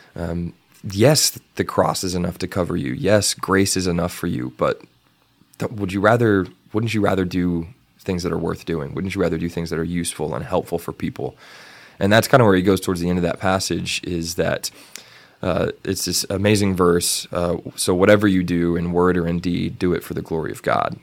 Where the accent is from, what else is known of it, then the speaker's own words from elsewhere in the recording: Canyon, Texas, United States; in my hometown in Canyon, there was always a Fourth of July parade